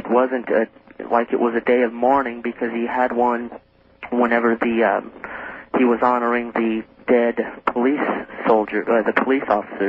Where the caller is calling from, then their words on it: Orange, United States; I'm calling you from Orange, going into the little bit of reddish county here.